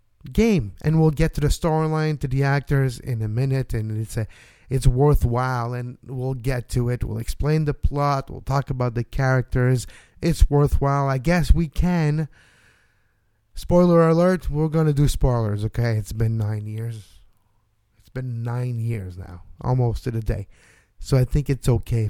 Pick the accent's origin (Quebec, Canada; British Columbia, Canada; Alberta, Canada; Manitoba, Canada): Quebec, Canada; Montreal; also born or lived in Toronto; I was born and raised in Montreal also